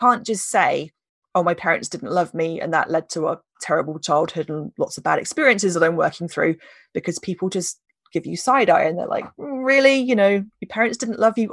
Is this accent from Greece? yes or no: no; United Kingdom; we're British